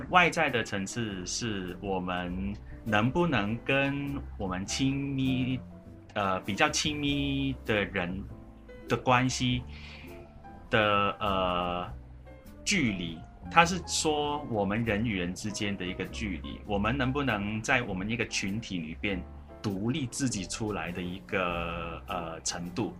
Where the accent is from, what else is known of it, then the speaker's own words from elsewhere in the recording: Hong Kong; first language Cantonese; Chinese is a second language; moved away as an adult; now in Taiwan; 我是来自香港，然后来台湾读